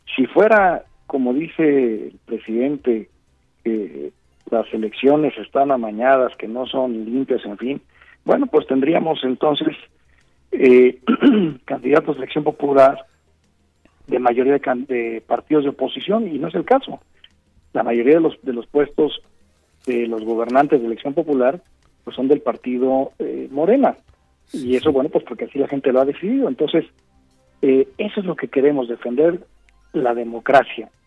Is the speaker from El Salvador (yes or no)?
no; Mexico; más de un millón de mexicanos salimos